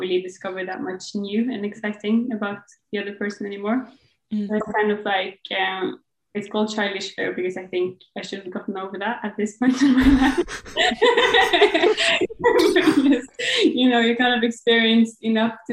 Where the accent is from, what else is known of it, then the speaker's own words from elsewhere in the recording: Bergen, Vestland, Norway; now in Oslo, Norway; I live in Oslo, which is the capital of Norway, but I'm from Bergen, and that is like the second biggest city of Norway